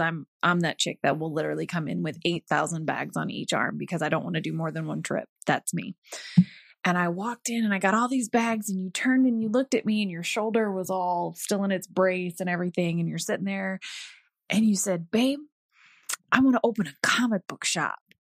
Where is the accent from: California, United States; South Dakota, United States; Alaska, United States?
Alaska, United States; I grew up in Alaska